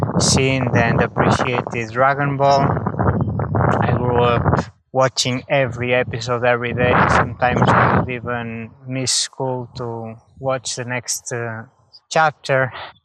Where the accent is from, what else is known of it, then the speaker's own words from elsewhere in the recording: Portugal; now in Netherlands; I am from Portugal. Although right now I live in the Netherlands.